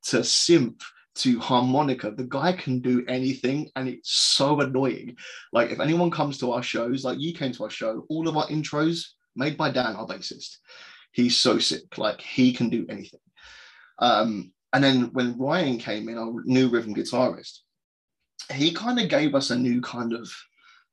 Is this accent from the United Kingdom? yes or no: yes; Croydon, London, United Kingdom; my hometown of Croydon in London